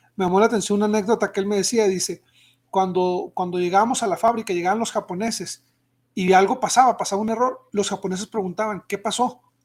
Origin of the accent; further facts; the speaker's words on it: Mexico; nosotros como mexicanos